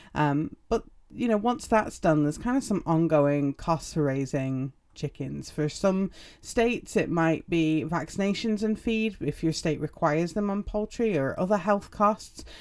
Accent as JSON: {"language": "English", "region": "England", "country": "United Kingdom", "also_born_or_lived": "Utah", "moved": "yes", "said": "I'm English."}